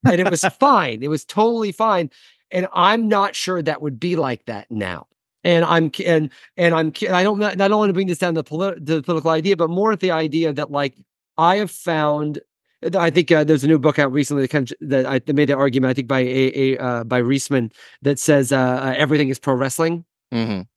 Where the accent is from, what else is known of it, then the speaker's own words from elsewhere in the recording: Midwest, United States; moved away; also born or lived in New York; I'm a Midwesterner.